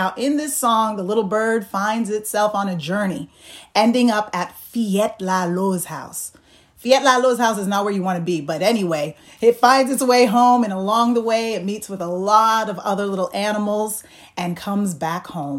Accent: Manchester, New Hampshire, United States; I grew up in Manchester, New Hampshire

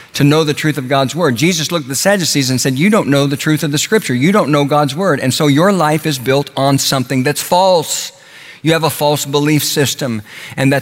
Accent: Oklahoma, United States; When I was a boy growing up in Oklahoma

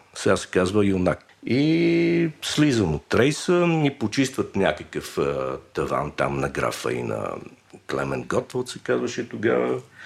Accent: Sofia, Sofia City, Bulgaria; съм роден на Раковска 145

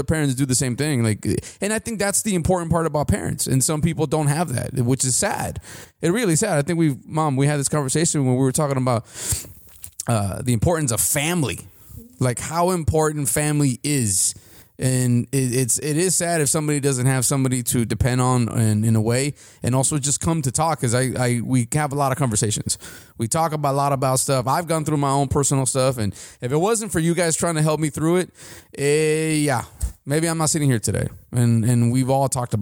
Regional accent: United States; I was born in the United States

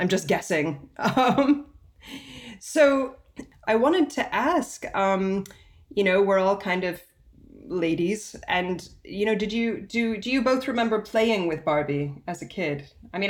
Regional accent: United States; also born or lived in United Kingdom; both American probably first and British second.

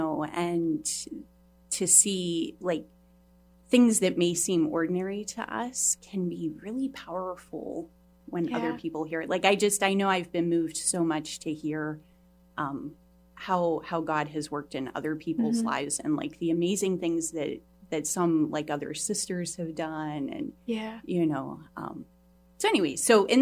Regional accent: Ohio, United States; moved away as an adult; now in New England, United States; I grew up in Ohio.

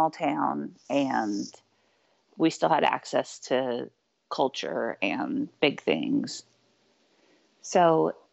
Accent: Spring Hill, Kansas, United States; In Spring Hill, Kansas.

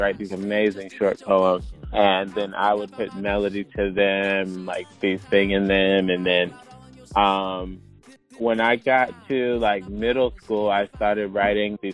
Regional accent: Chapel Hill, North Carolina, United States; I grew up here in Chapel Hill

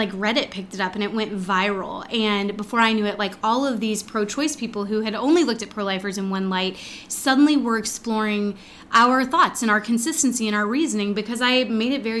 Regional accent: Texas, United States; growing up in Texas

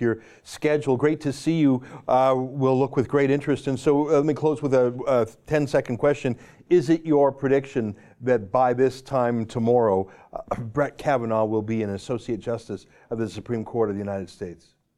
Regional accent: Canada; I'm a Canadian

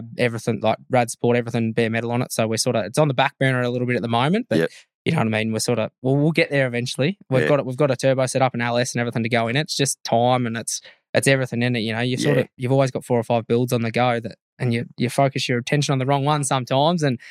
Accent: Ararat, Victoria, Australia; the family back home in Ararat because I'm from Ararat originally

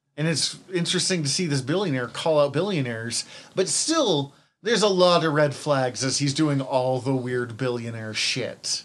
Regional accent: Missoula, Montana, United States; I'm an introvert from Missoula.

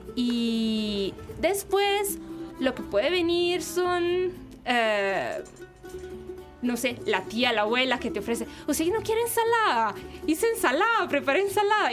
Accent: Milan, Lombardy, Italy; Spanish is a second language; moved away as an adult; now in Costa Rica; yo vengo de Milán, yo soy del norte.

